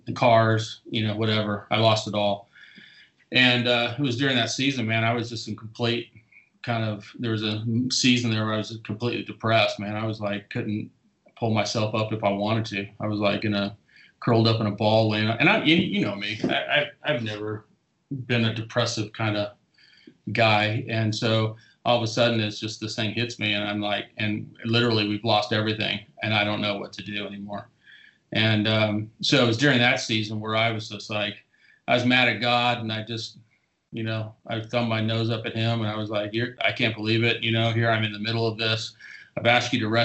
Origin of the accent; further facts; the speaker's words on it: Southern California, United States; moved away; also born or lived in Indiana; I grew up in Southern California.